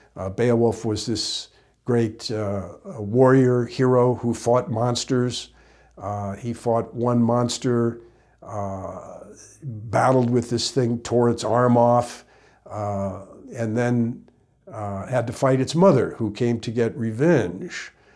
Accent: Midwest, United States; growing up in the Midwest.

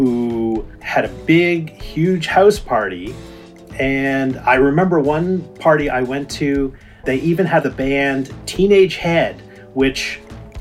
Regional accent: Ontario, Canada; now in British Columbia, Canada; I grew up in Ontario.

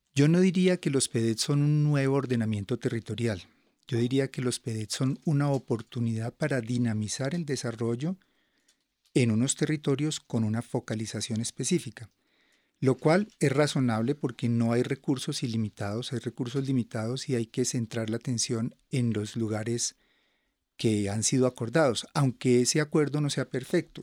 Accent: Colombia; nosotros como colombianos y colombianas

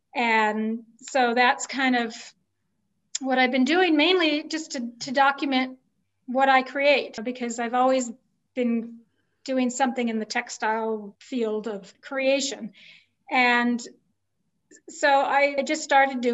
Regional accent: Southern California, United States; moved away as an adult; also born or lived in Olympia, Washington; now in New Mexico, United States; I lived in a lot of places, but I grew up in Southern California

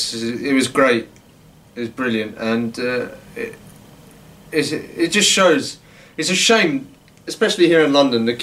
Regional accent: El Harrach, Algiers Province, Algeria; Both Harash, yeah.

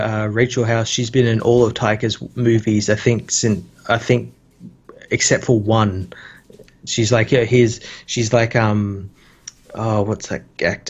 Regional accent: Australia

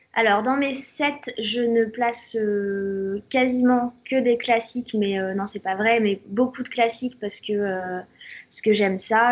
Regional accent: Auxerre, Bourgogne-Franche-Comté, France; Poppy d'Auxerre

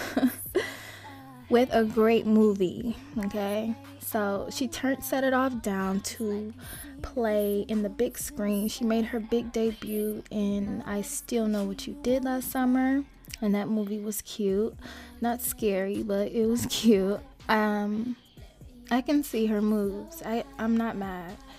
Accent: Los Angeles, California, United States; moved away as an adult; also born or lived in Arizona / Las Vegas; I grew up in South Central

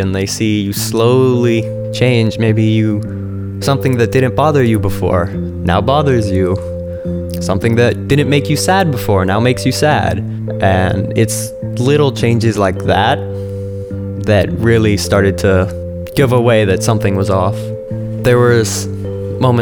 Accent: San Juan, Puerto Rico; I'm 17 and I'm from San Juan, Puerto Rico

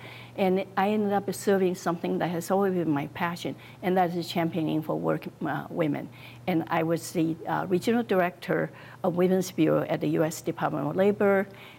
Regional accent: Taiwan; also born or lived in China; now in Naperville, United States; I was born in China, grew up in Taiwan, and I made a conscious choice to come to America.

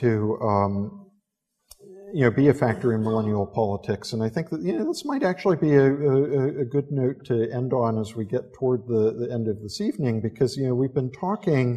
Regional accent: United States; now in London, United Kingdom; an American living here in London

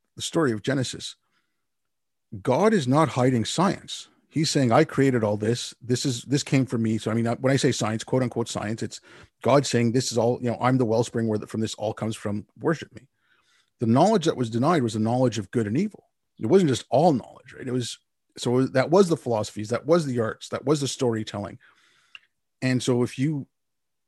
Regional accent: India; I was born in India.

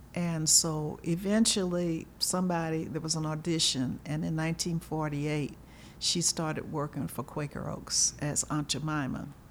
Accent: Louisville, Kentucky, United States; also born or lived in Atlanta, Georgia / Kent, Ohio; I grew up in Louisville, Kentucky, like you said, and had a wonderful childhood

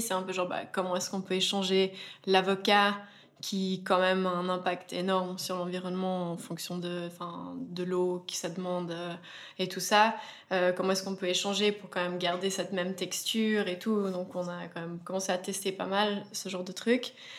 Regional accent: Verbier, Valais, Switzerland; on est vraiment amis d'enfance, donc on a grandi ensemble à Verbier

